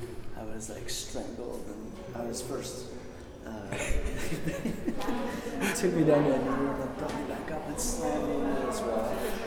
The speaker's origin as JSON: {"language": "English", "country": "United States", "said": "I'm white. I'm American. I fit the mold."}